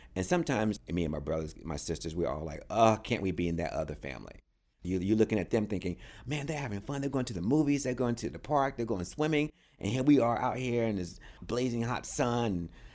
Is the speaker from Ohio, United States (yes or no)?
no; Raleigh, North Carolina, United States; I was born in Raleigh, North Carolina. grew up on a pig farm.